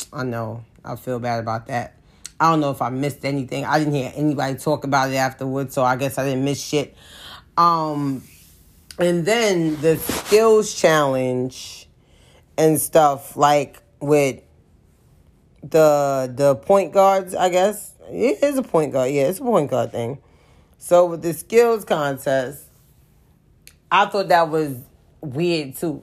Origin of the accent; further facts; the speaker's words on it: New York, United States; I'm from New York